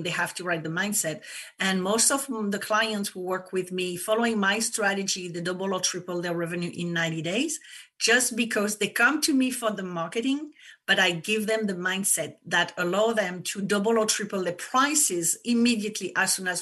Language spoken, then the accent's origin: English; France; English is a second language; moved away as an adult; now in United States; people probably noticed that I have an accent. I come from France, but I live in the US for 20 years.